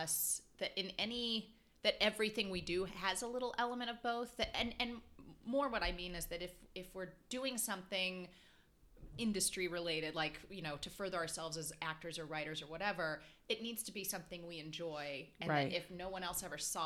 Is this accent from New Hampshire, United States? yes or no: no; Dallas, Texas, United States; also born or lived in Chicago; now in Los Angeles, United States; we lived there. I grew up in Dallas